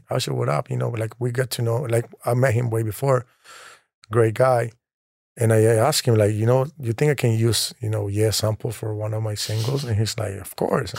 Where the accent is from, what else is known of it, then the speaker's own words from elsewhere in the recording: Colombia; I'm from Colombia